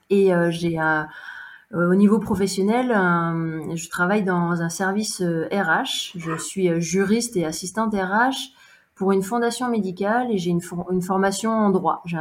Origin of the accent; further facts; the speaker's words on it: Montpellier, Occitania, France; j'ai 34 ans et 35 ans la semaine prochaine d'ailleurs. je suis originaire de Montpellier.